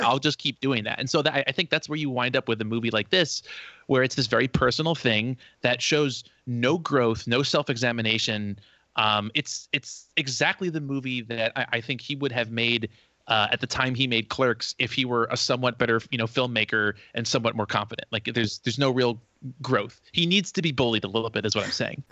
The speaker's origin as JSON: {"language": "English", "region": "New Jersey", "country": "United States", "tie": "born or raised there", "said": "I grew up in New Jersey"}